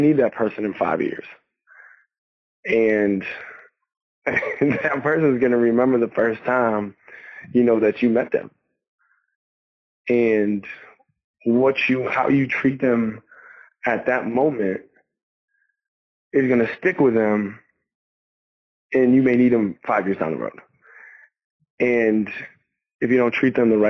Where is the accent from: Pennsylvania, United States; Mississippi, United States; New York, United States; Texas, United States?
New York, United States; I'm a New Yorker